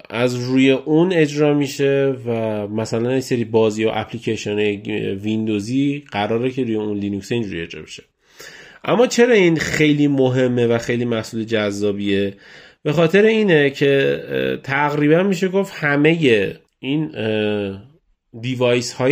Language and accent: Persian; Iran; هر جوری هر حساب کنی بتونه بفهمه که ما از ایرانیم